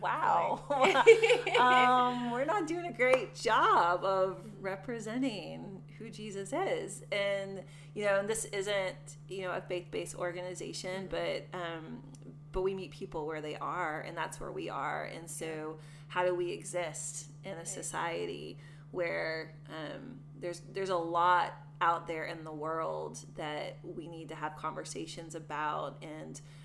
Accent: the South, United States; moved away; also born or lived in Portland, Maine; I was born in the South and raised in, like I said, a very racist family

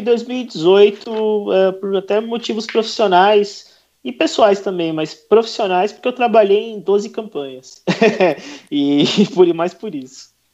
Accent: São Paulo, Brazil; eu sou de São Paulo

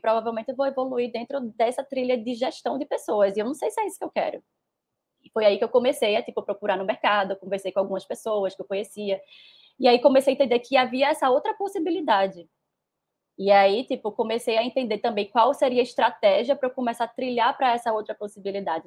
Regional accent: Recife, Pernambuco, Brazil; eu sou nordestina, pernambucana, recifense, moro no lugar que eu mais amo no mundo, que é Recife

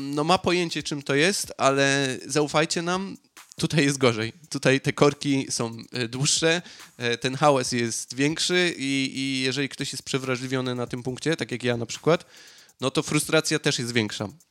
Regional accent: Piekary Śląskie, Silesian Voivodeship, Poland; moved away; no ja jestem z okolic Katowic, dokładnie z Piekar. Piekary to nie jest jakaś super metropolia, e, zwłaszcza, że tam, gdzie jest mój rodzinny dom

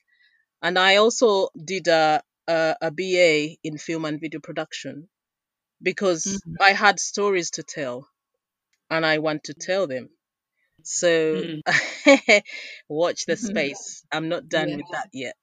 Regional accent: Uganda; moved away; I was born and raised in Uganda.

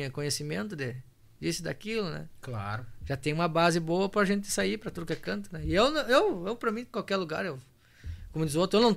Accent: Rio Grande do Sul, Brazil; digo que eu, daqui um pouco já não bolei a perna para minha terra vermelha lá, missioneira, né?

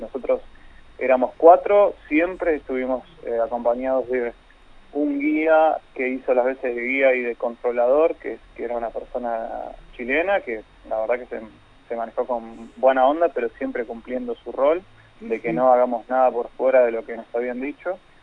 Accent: Argentina; como argentinos

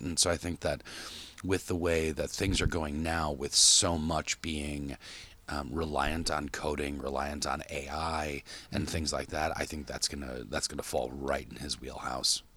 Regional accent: Park Ridge, United States; moved away; growing up in Park Ridge is that our friends didn't live far

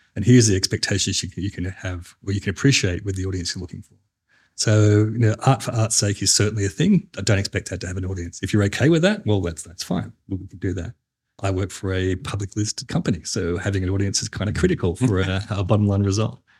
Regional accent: New South Wales, Australia; I'm not from South Australia. I'm from New South Wales

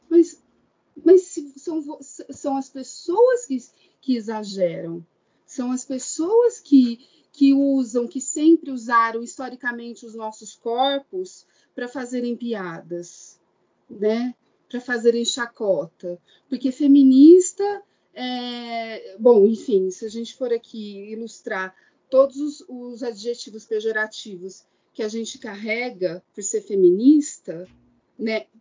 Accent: Araraquara, São Paulo, Brazil; now in Goiânia, Brazil; eu, como sendo uma paulistana, né, nasci em Araraquara, interior do estado de São Paulo

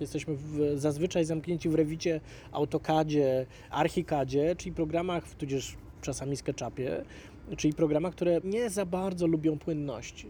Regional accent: Warsaw, Masovian Voivodeship, Poland; Ja wychowywałem się na Ursynowie

